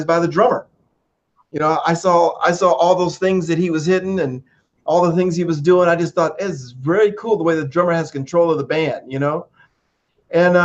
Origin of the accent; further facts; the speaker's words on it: Dayton, Ohio, United States; also born or lived in Texas; after I was born, about a year later, they moved to Dayton, Ohio, where my family's from. And so, you know, being in Dayton, I lived on a street called Leland in West Dayton